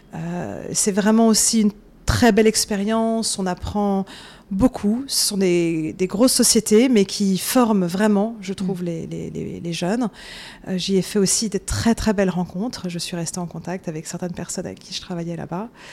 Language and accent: French; Paris, Île-de-France, France; moved away as an adult; now in New York, United States; je suis née euh, en France, j'ai grandi à Paris